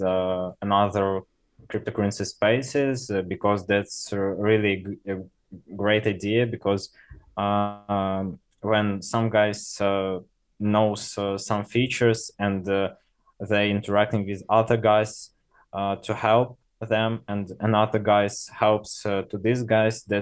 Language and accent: English; Russia; English is a second language; we are from Russia